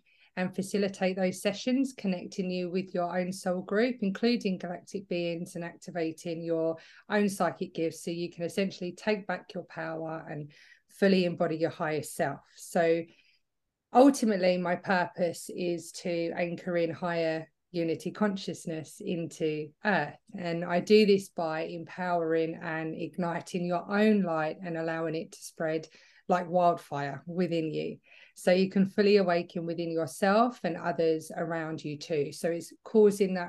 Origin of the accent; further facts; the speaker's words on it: England, United Kingdom; moved away as an adult; now in Australia; I'm originally from England, but I moved to Australia 10 years ago now. So I feel like I'm getting a bit of an Aussie twang